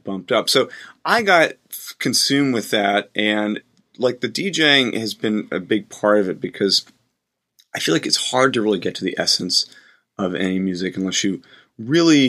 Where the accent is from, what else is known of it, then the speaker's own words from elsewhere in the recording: the South, United States; growing up in the South